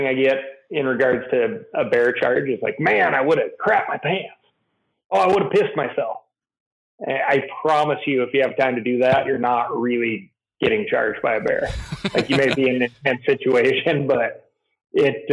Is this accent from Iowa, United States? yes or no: no; Missoula, Montana, United States; I grew up in Montana, fifth generation of the fam.